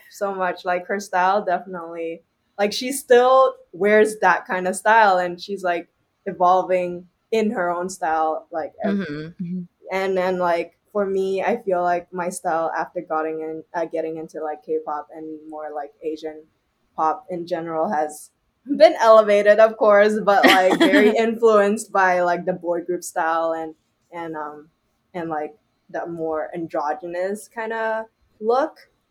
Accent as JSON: {"language": "English", "region": "Shanghai", "country": "China", "tie": "born or raised there", "moved": "yes", "lives_now": "Toronto, Canada", "said": "I grew up in Shanghai before, and my mom is Shanghainese"}